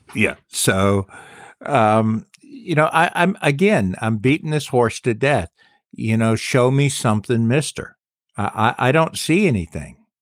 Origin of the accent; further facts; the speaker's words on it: South Carolina, United States; I love my hometown